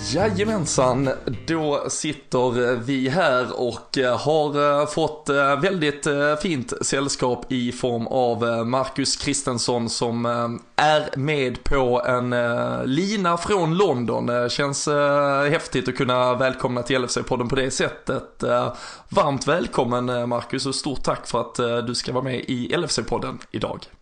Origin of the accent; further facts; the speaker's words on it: Malmö, Skåne, Sweden; jag är ju själv från eh, Malmö